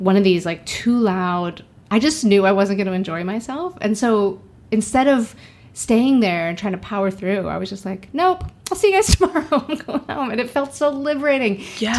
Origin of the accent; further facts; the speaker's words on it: United States; moved away as an adult; also born or lived in Montreal; now in Toronto, Canada; I'm American. I'm from the States, but I haven't lived there in ages